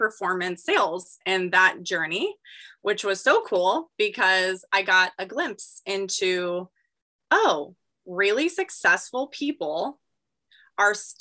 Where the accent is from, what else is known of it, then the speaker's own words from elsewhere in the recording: Gilbert, Arizona, United States; I'm born and raised in Arizona